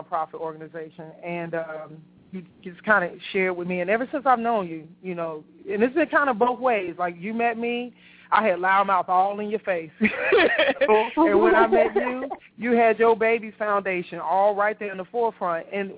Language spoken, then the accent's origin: English; Chicago, Illinois, United States; now in Atlanta, United States; I'm from Chicago